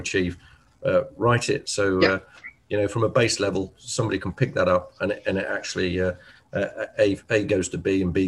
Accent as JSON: {"language": "English", "region": "England", "country": "United Kingdom", "said": "I'm English"}